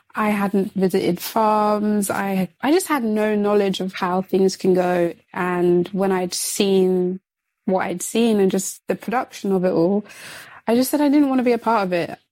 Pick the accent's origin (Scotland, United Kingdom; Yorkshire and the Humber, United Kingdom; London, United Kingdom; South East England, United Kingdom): London, United Kingdom; I'm I'm from London